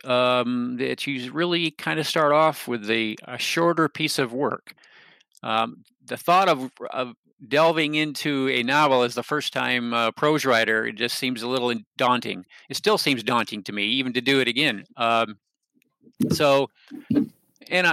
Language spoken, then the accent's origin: English; Michigan, United States; now in North Carolina, United States; I grew up in Michigan. I actually, in many ways, still consider myself a Michigander, but I have actually lived in North Carolina since 1979.